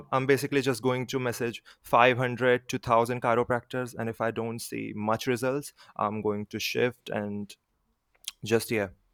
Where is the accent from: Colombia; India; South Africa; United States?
India; I'm from India.